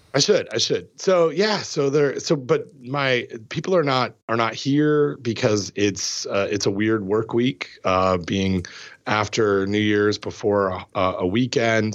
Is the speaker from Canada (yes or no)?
yes; Canada; growing up in Canada